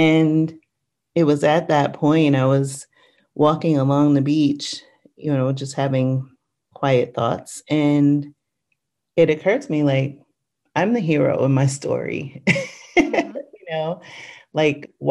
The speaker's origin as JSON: {"language": "English", "town": "New York City", "region": "New York", "country": "United States", "tie": "born or raised there", "said": "So I grew up in New York City. I grew up in the Bronx in Co-op City"}